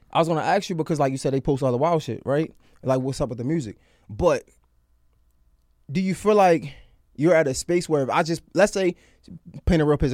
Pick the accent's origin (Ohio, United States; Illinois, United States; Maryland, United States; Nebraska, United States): Maryland, United States; Baltimore; I'm from Baltimore